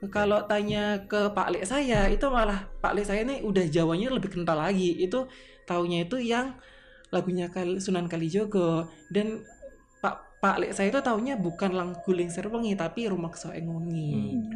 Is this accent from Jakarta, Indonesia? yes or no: no; Tulungagung, East Java, Indonesia; asal saya ini memang asal Jawa asli yaitu Tulungagung